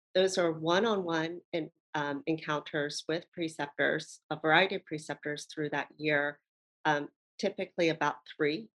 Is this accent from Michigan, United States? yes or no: no; Baltimore, Maryland, United States; now in Hawaii, United States; I'm originally from Baltimore, Maryland, uh, but I've been here in Hawaii for 20 years.